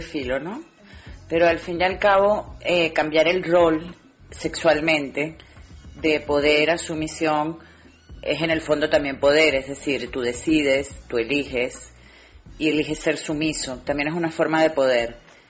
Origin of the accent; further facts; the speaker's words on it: Venezuela; moved away as an adult; now in Spain; aunque nací en Venezuela, hace 23 años que me vine a vivir a España